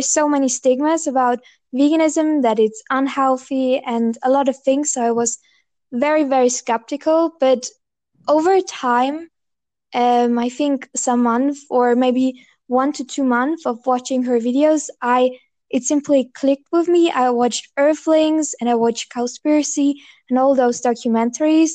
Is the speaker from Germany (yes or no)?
yes; Bavaria, Germany; I'm from Bavaria. So Bavaria is in the south of Germany